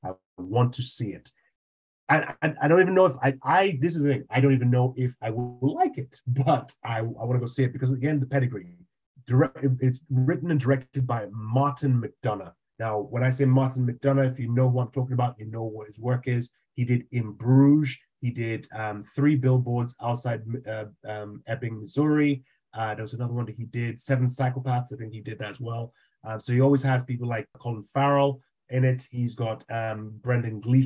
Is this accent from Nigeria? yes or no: yes; Nigeria; I grew up in Nigeria